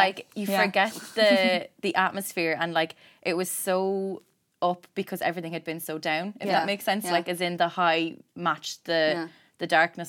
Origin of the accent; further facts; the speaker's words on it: Cork, Munster, Ireland; moved away; So I'm from Cork